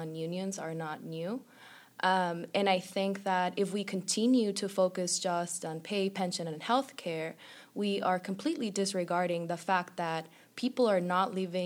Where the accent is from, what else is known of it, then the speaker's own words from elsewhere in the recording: Tijuana, Baja California, Mexico; I'm originally from Tijuana, Mexico.